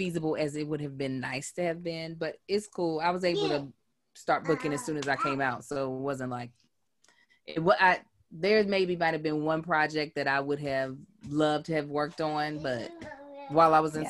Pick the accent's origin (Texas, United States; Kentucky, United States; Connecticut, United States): Kentucky, United States; My husband, who's also from Kentucky, he was born and raised in Lexington.